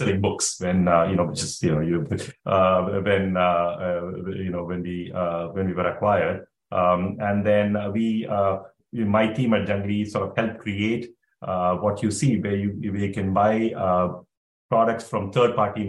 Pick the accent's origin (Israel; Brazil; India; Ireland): India; moved away as an adult; now in Palo Alto, United States; I grew up in India. you know, watching cricket. I went to school, high school in India